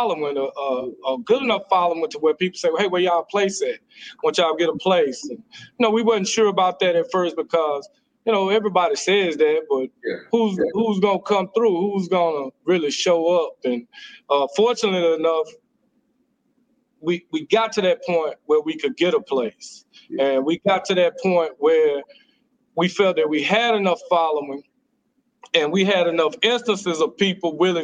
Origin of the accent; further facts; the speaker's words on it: Dallas, Texas, United States; I'm from Oak Cliff